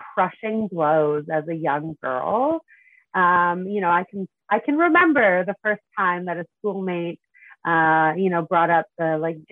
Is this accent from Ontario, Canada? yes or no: no; Prince Albert, Saskatchewan, Canada; I grew up in Prince Albert, Saskatchewan. I lived there until I was 19, and then I moved to Saskatoon to go to university